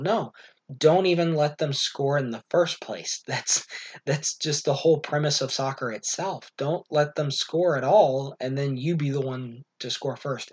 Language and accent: English; United States